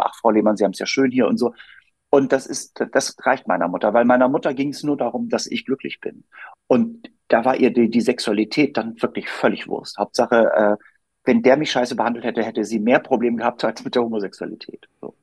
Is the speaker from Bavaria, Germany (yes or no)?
no; Hamburg, Germany; moved away as an adult; now in Berlin, Germany; ich wohne in Berlin und bin in Hamburg aufgewachsen